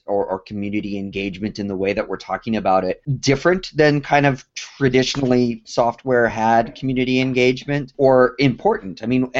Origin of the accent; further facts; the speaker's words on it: Colorado, United States; I grew up in Colorado